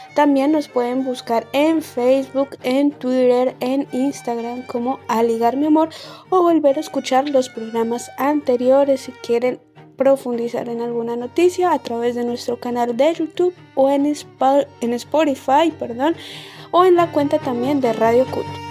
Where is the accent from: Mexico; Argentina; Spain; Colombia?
Colombia; mi país, en Colombia